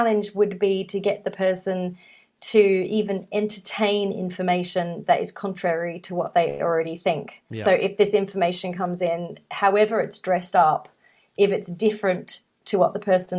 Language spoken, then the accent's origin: English; Australia; I'm from Australia